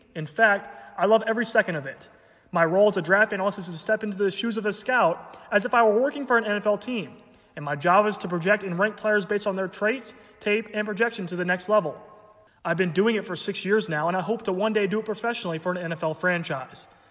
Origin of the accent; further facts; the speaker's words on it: Dallas, Texas, United States; I'm from Dallas, Texas, which means I'm, of course, a Dallas Cowboys fan.